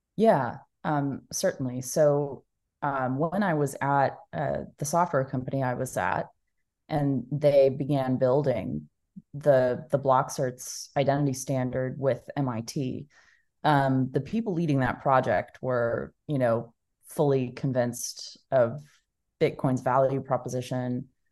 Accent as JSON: {"language": "English", "town": "Dallas", "region": "Texas", "country": "United States", "tie": "born or raised there", "said": "I was born and raised in Dallas, Texas, um, and I'm still here today"}